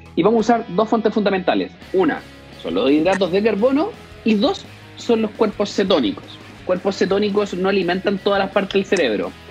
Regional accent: Concepción, Biobío, Chile; Yo soy de Concepción

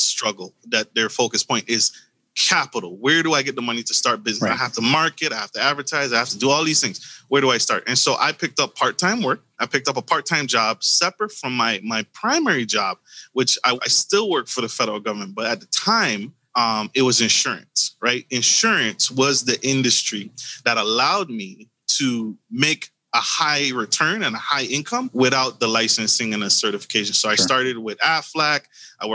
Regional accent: U.S. Virgin Islands; moved away as an adult; now in United States; I was born in the Caribbean, U.S. Virgin Islands, and I made my way to the United States via the military.

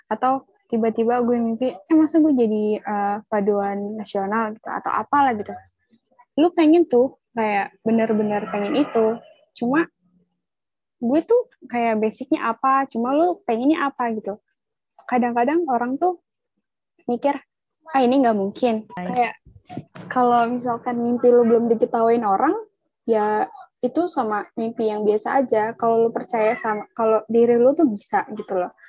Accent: Java, Indonesia; Gue tuh dari Jawa gitu kan. Jadi yang diterima yang dari luar Jawa itu cuma dua orang dan masuknya tuh di SMA 35 jurusan bahasa.

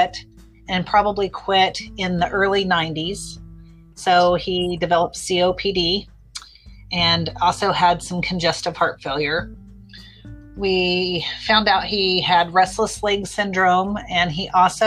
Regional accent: Wellington, Kansas, United States; now in Derby, United States; Born and raised in Wellington, Kansas. I moved to Derby in 2002

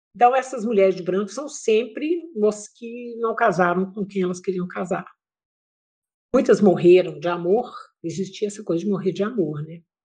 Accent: Pará de Minas, Minas Gerais, Brazil; now in Ouro Preto, Brazil; eu nasci em Pará de Minas, que é uma cidade do Oeste Mineiro

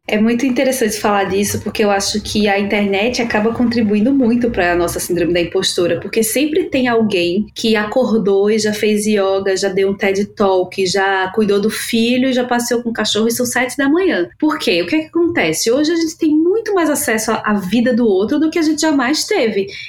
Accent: Recife, Pernambuco, Brazil; now in São Paulo, Brazil; Eu sou de Recife, né? Moro aqui em São Paulo há 15 anos

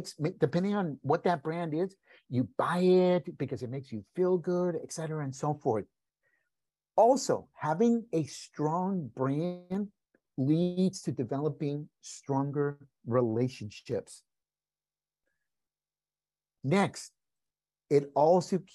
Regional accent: California, United States; first language Spanish; English is a second language; also born or lived in Mexico; I was born in California. A month after I was born, we moved back to Mexico, lived there until I was 5 years old. We came back to California and stayed.

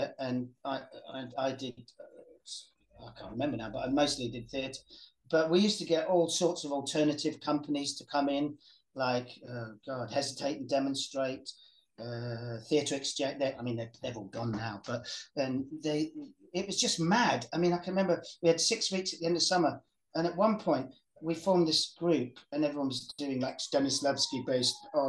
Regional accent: Welsh, Wales, United Kingdom; I'm Welsh

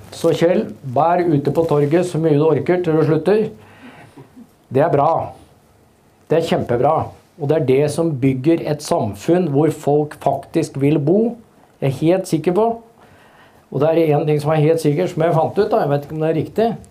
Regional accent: Hønefoss, Buskerud, Norway; Jeg er fra Hønefoss

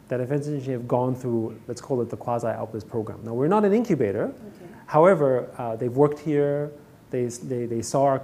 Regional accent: Vienna, Austria; moved away as an adult; now in Hong Kong; I grew up in Vienna

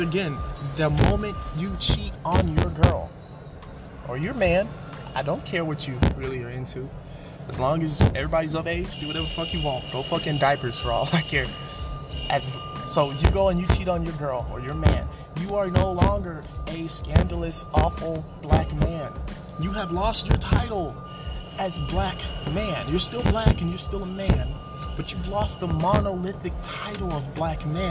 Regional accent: Atlanta, Georgia, United States; I grew up in Atlanta

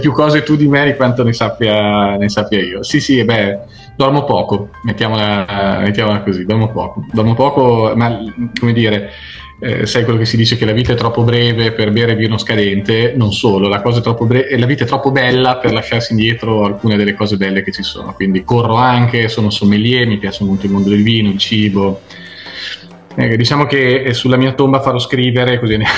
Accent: Zocca, Emilia-Romagna, Italy; also born or lived in Vignola; now in Treviso, Italy; sono zocchese, proprio zocchese dentro

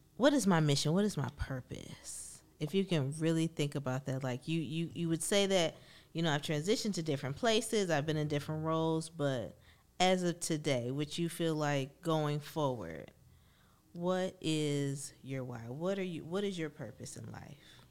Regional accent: Benton Heights, Michigan, United States; growing up in Ben Heights

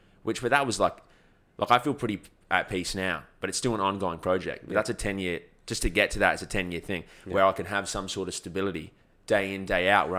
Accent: Australia; I'm born in Australia, yeah.

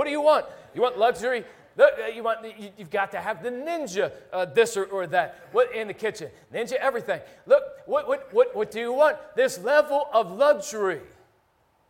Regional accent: Philadelphia, Pennsylvania, United States; when I was a kid growing up in Philly

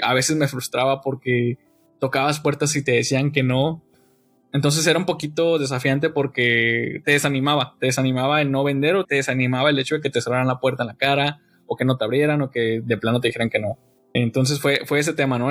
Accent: Veracruz, Mexico; moved away as an adult; now in Monterrey, Mexico; Yo soy de Veracruz, ahí nací, estuve ahí hasta los 18 años.

